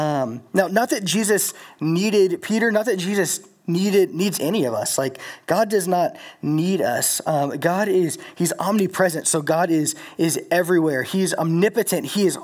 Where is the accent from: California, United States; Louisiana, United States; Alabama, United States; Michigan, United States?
Louisiana, United States; moved away; I'm from Louisiana, so Hurricane Katrina is like a real thing for me.